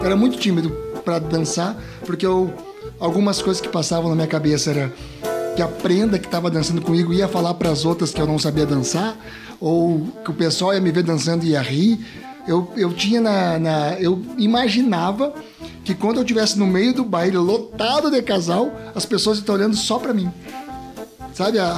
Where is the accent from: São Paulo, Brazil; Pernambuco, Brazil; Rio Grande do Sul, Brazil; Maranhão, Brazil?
Rio Grande do Sul, Brazil; Formigueiro; now in Caxias do Sul, Brazil; venho de Formigueiro para para Caxias do Sul. Hoje eu sou um, um caxiense de Formigueiro, né?